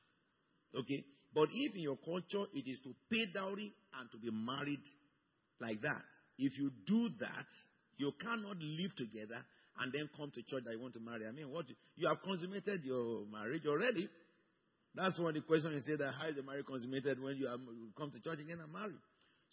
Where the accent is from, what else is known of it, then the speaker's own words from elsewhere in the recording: Lagos, Nigeria; I came from Yoruba tribe. And my wife was born in my own town, in my own street.